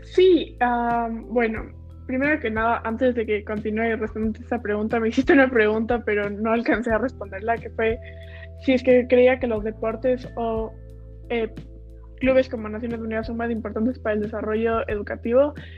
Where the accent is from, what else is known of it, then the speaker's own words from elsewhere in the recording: Ecuador; nosotros que somos de Ecuador